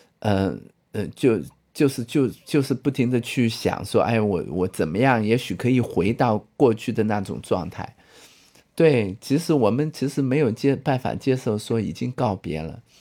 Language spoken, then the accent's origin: Chinese; China; 人家我们中国人不是道道家都是讲嘛，有无相生